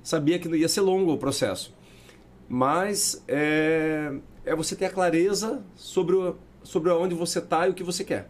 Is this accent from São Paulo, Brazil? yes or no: no; Paranaguá, Paraná, Brazil; a gente é de Paranaguá